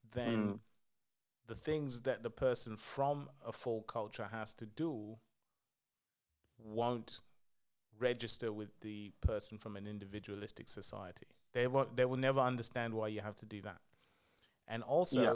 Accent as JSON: {"language": "English", "country": "Zambia", "moved": "yes", "said": "from Zambia"}